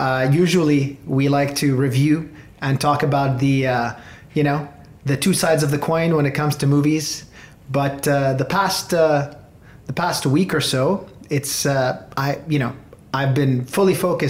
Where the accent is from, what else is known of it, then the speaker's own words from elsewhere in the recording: Beirut, Beirut Governorate, Lebanon; I was born in Beirut.